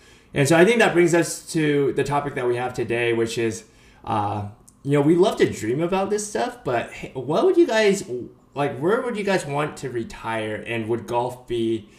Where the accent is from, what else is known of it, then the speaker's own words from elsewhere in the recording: Pleasanton, California, United States; moved away; I grew up in Pleasanton